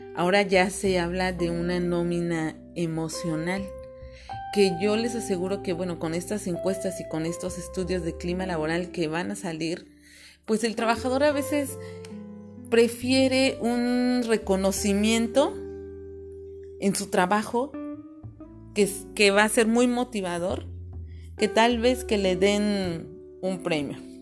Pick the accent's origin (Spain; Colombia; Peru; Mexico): Mexico; Mexico City; moved away as an adult; now in Cancún, Mexico; yo soy de la Ciudad de México, ahora tengo la fortuna de vivir en Cancún